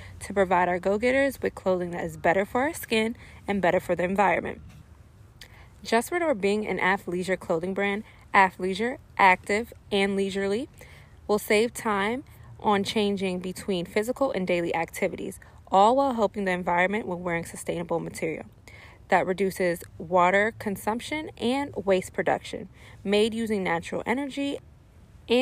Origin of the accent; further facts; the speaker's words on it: Silver Spring, Maryland, United States; moved away as an adult; also born or lived in New York; I'm from Silver Spring, Maryland, born and raised. Moved to New York for college